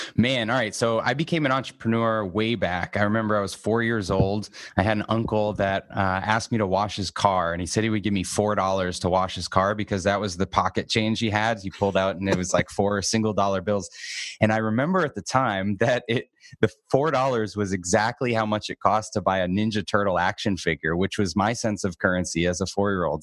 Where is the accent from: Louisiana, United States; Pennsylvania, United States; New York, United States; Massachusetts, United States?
Massachusetts, United States; Boston; now in Arizona, United States; I grew up in Boston.